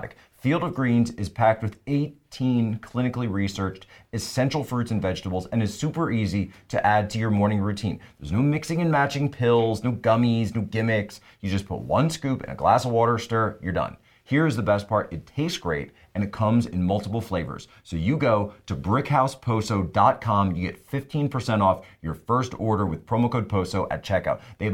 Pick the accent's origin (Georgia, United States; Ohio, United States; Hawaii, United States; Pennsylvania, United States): Pennsylvania, United States; moved away; I'm from Pennsylvania originally